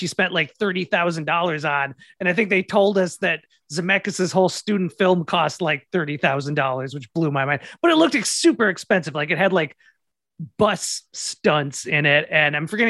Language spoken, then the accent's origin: English; Minnesota, United States; I'm from Minnesota